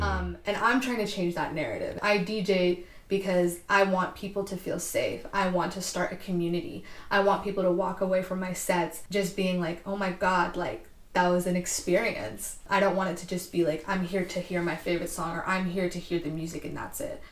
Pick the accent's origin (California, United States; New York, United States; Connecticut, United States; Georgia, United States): California, United States; Castro Valley; now in San Francisco, United States; I was born and raised in Castro Valley